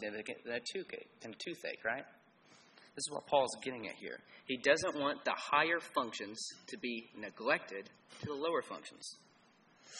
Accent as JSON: {"language": "English", "town": "Cleveland", "region": "Tennessee", "country": "United States", "tie": "born or raised there", "said": "I was raised in Cleveland, Tennessee"}